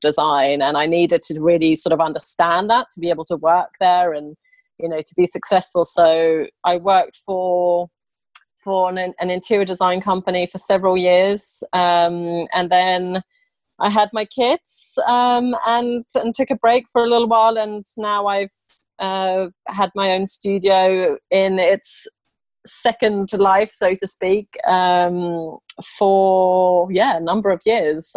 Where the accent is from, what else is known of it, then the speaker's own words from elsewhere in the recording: England, United Kingdom; also born or lived in Sweden / Italy; I'm actually Swedish, and I grew up in England, uh, moving there when I was four and a half